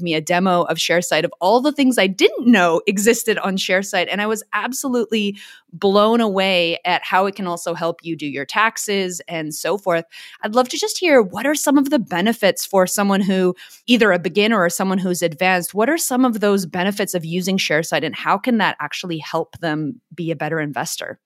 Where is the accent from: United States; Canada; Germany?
Canada; Vancouver, British Columbia; now in Australia; I'm from the West Coast, so Vancouver